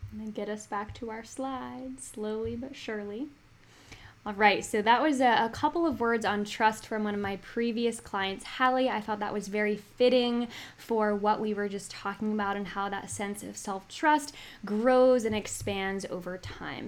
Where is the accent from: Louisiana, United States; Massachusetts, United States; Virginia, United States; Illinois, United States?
Virginia, United States; Northern; I am from Northern Virginia